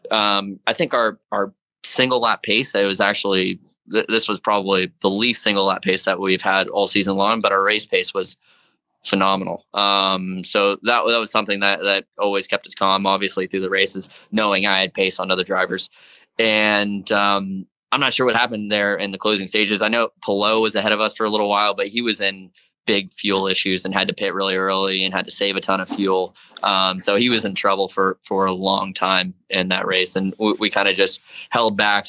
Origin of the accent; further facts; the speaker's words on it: South Florida, United States; Being from South Florida, it's hot and humid there all year round.